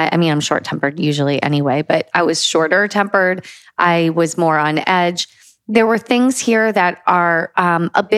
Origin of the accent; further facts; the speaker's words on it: United States; we're the only Americans here